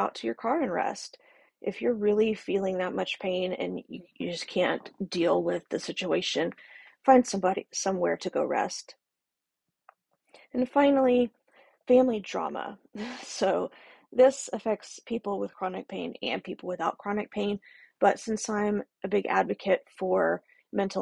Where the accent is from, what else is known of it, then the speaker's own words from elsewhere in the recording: the South, United States; I'm from the South, so we've got that Southern hospitality